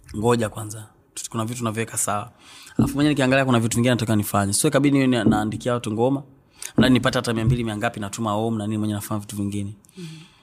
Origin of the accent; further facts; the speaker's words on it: Mbeya, Tanzania; also born or lived in Tukuyu (ancestral, Nyakyusa); asili yangu ni huko lakini nimezaliwa Mbeya mjini. Uh, nimekulia Mbeya mjini Nzovwe